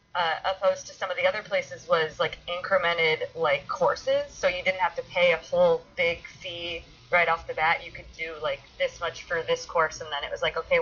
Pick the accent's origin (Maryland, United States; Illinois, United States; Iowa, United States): Iowa, United States; now in Los Angeles, United States; And then I came out to LA from Iowa and I was doing the acting thing